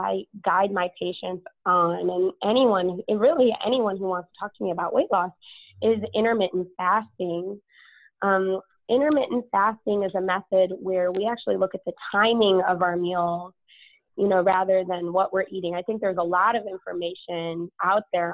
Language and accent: English; Chicago, Illinois, United States; moved away as an adult; now in San Antonio, United States; I'm originally from Chicago